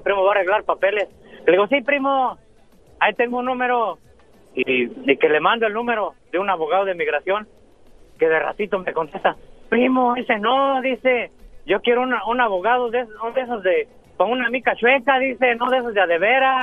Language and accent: Spanish; Michoacán, Mexico; somos de Michoacán los dos